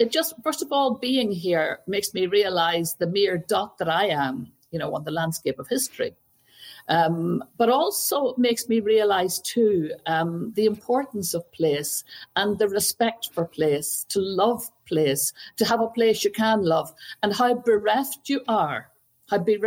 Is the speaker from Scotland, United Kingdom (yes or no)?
no; Belfast, Northern Ireland, United Kingdom; now in Roscommon, Ireland; I grew up, as you know, in Belfast